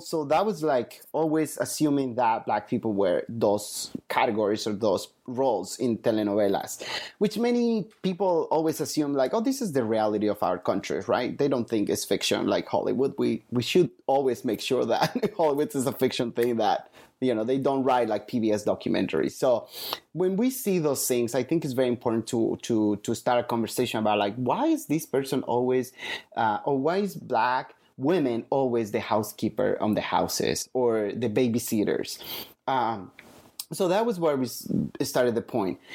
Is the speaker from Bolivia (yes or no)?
yes; Bolivia; moved away; I grew up in Latin America, in Bolivia